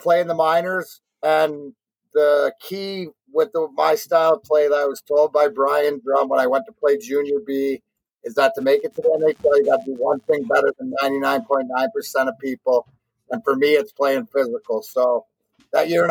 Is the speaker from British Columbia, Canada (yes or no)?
no; Leamington, Ontario, Canada; now in Michigan, United States; I grew up in Leamington across the border